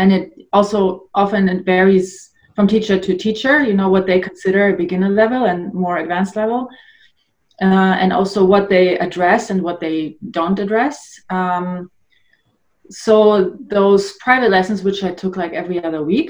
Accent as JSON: {"language": "English", "region": "Northern Germany", "country": "Germany", "tie": "born or raised there", "also_born_or_lived": "Poland / Munich, Germany", "moved": "as an adult", "lives_now": "Canada", "said": "that's where I grew up. I was born in Poland originally, but we moved to Germany when I was about 6 years old. So I grew up in Germany, Northern Germany"}